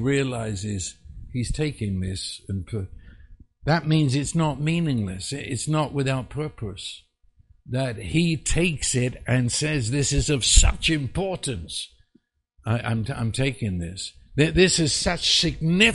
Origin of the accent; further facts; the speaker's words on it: England, United Kingdom; I was raised in England